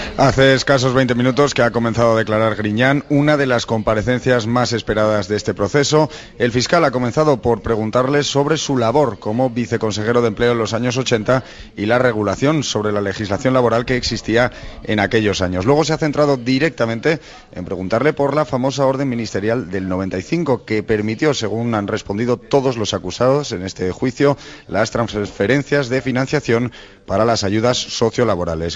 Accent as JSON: {"language": "Spanish", "town": "Purias", "region": "Region of Murcia", "country": "Spain", "tie": "born or raised there", "moved": "yes", "said": "yo soy de, lógicamente, de Purias, aunque no vivo allí ahora actualmente"}